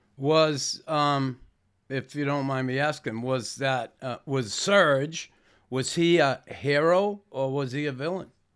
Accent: Boston, Massachusetts, United States; moved away as an adult; now in Montreal, Canada; growing up in Boston

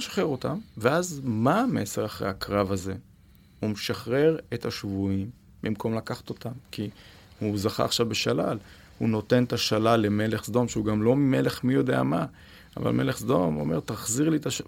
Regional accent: Israel; אני כישראלי

